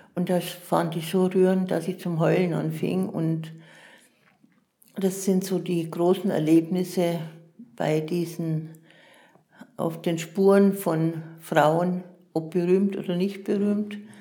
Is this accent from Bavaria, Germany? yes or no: yes; Munich, Bavaria, Germany; moved away; also born or lived in Augsburg; ich bin in München geboren